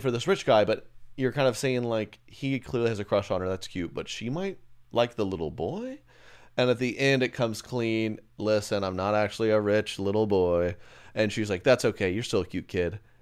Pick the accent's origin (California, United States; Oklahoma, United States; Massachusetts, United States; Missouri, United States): Oklahoma, United States; I grew up one in Oklahoma.